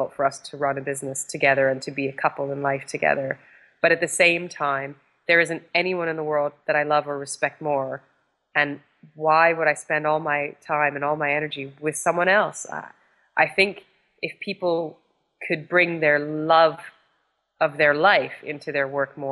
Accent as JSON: {"language": "English", "country": "Canada", "tie": "born or raised there", "moved": "yes", "said": "my life growing up in Canada"}